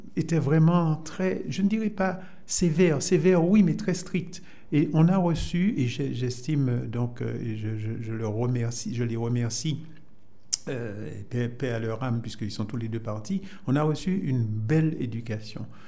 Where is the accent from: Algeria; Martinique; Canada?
Martinique; Fort-de-France; also born or lived in Saint-Esprit, Martinique; Et je suis né à Fort-de-France, dans un quartier euh, que j'aime euh, beaucoup toujours, même si je n'y vais pas souvent, donc euh, au quartier Hermitage, donc à Fort-de-France